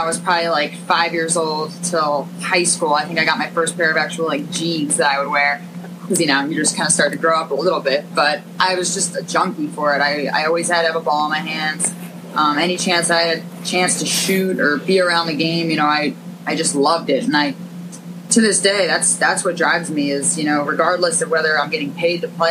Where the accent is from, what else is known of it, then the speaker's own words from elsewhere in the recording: Narberth, Pennsylvania, United States; I'm from Philadelphia, right outside of Philly, Narberth.